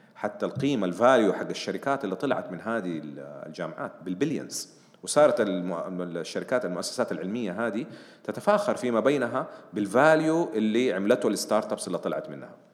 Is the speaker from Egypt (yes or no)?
no; Saudi Arabia; عندنا في السعوديه